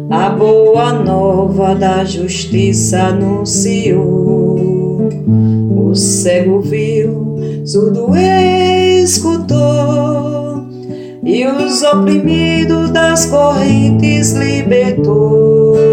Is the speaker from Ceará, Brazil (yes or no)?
yes; Orós, Ceará, Brazil; now in Goiânia, Brazil; Sou cearense, natural de Oroz, né, no sertão do Ceará, filha de agricultores com muito orgulho, hoje mora em Goiânia